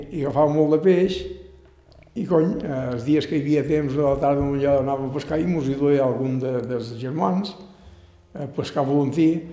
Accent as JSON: {"language": "Catalan", "town": "Sant Josep de sa Talaia", "region": "Balearic Islands", "country": "Spain", "tie": "born or raised there", "also_born_or_lived": "Ibiza Town", "said": "jo m'he criat aquí a Sant Jordi sempre"}